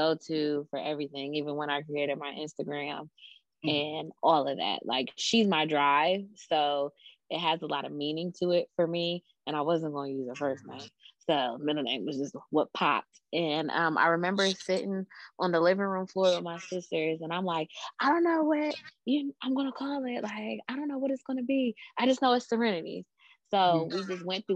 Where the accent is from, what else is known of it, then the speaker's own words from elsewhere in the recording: Columbus, Ohio, United States; I am from Columbus, Ohio